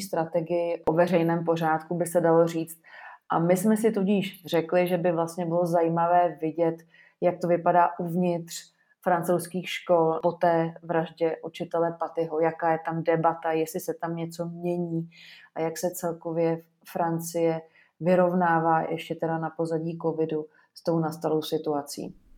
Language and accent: Czech; Czechia; my jako Češi